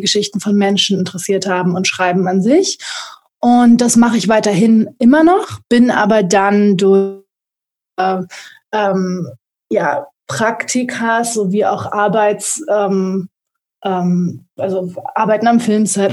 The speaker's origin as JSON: {"language": "German", "region": "Berlin", "country": "Germany", "said": "komme aus Berlin"}